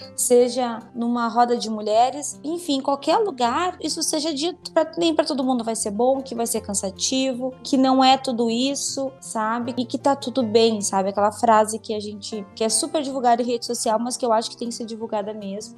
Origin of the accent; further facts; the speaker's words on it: Rio Grande do Sul, Brazil; eu sou aqui do, do Rio Grande do Sul